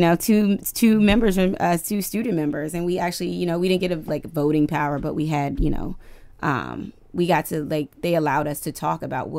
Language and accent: English; Washington, District of Columbia, United States; Yeah, I grew up. I grew up uptown, Washington D.C.